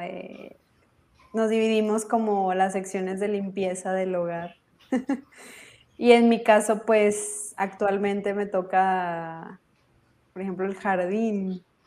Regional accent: Monterrey, Nuevo León, Mexico; soy de Monterrey, México

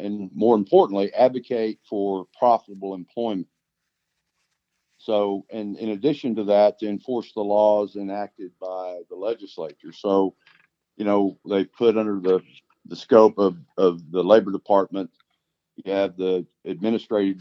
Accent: Oklahoma, United States; So I was born and raised in Oklahoma, except for the time that I've lived here my whole life, except for the time when I was in the Air Force.

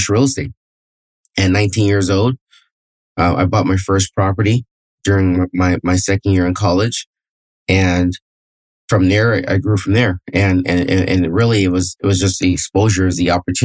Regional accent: Fresno, California, United States; also born or lived in Palmdale, California / San Luis Obispo, California; I was born and raised in Fresno, California, which is the central coast of California

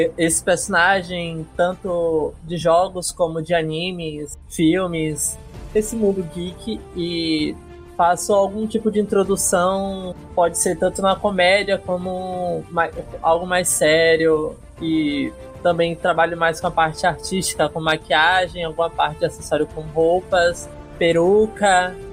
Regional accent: Salvador, Bahia, Brazil; Sou de Salvador, Bahia

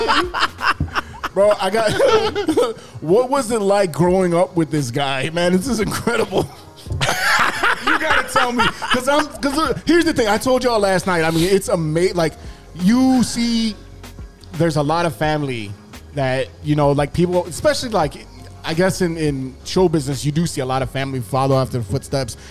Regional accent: Chicago, Illinois, United States; I grew up in Humboldt Park

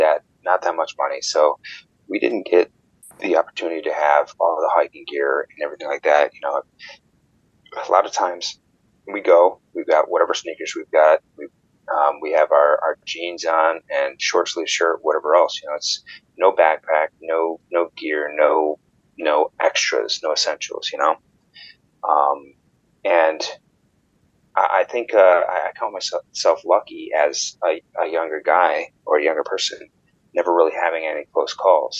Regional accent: Warsaw, New York, United States; moved away as an adult; also born or lived in Albany, New York; grew up in Western New York, did a lot of things outdoors when I was a kid, spent a lot of time at Letcher State Park, lived in, or I grew up around Warsaw.

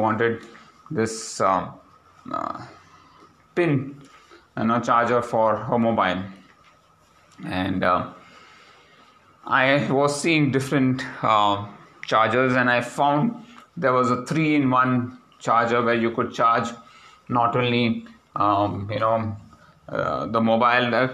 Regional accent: India; My first reaction as an Indian

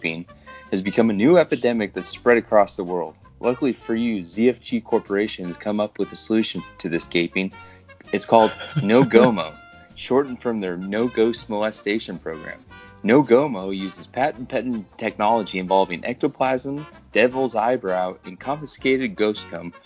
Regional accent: Idaho, United States; I'm from the Idaho region, or state, as most people like to call it

